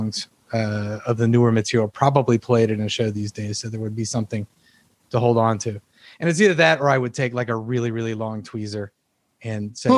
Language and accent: English; Virginia Beach, Virginia, United States; moved away as an adult; now in North Carolina, United States; I grew up in Virginia Beach